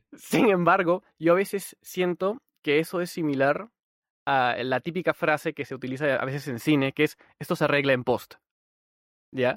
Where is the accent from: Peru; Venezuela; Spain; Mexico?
Peru; yo soy de Perú